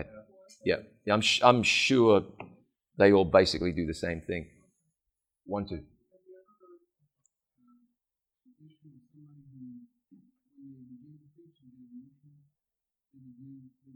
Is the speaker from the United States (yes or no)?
no; New Zealand; I'm just New Zealander enough